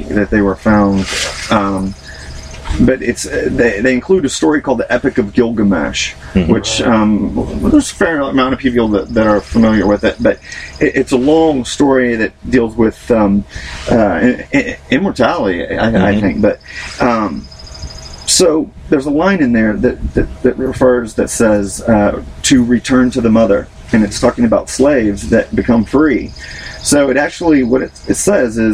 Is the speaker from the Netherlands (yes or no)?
no; United States; also born or lived in Australia / Arkansas / Texas; I was born in Australia, but my parents moved stateside when I was very young, and I grew up in Arkansas and Texas